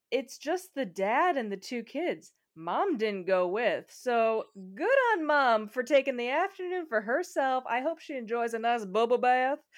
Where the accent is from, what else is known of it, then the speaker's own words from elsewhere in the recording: Chicago, Illinois, United States; Speaking as someone from Chicago, I'm sure you from Minneapolis, we know snow.